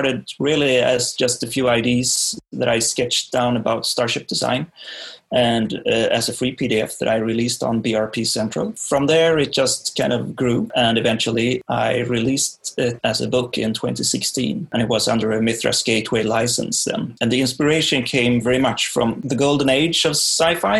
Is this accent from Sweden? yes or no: yes; Sweden; I'm from Sweden